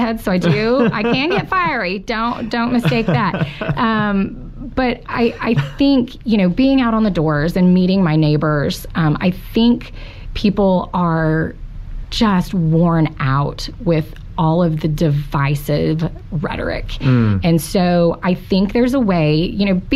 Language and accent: English; Fort Gibson, Oklahoma, United States; I grew up in Fort Gibson.